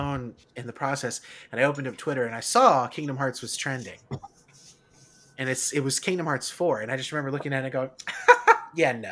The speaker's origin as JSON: {"language": "English", "region": "Florida", "country": "United States", "tie": "born or raised there", "moved": "yes", "said": "I was born and raised in Florida"}